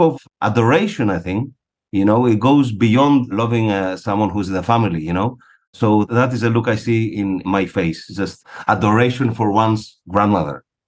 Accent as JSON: {"language": "English", "country": "Greece", "tie": "born or raised there", "also_born_or_lived": "Buenos Aires, Argentina", "moved": "as an adult", "said": "I was born and raised in Greece."}